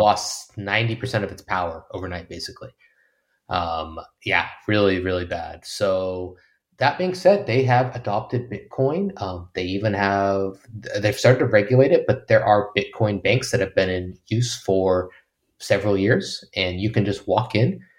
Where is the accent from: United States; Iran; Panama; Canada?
United States; moved away as an adult; as an American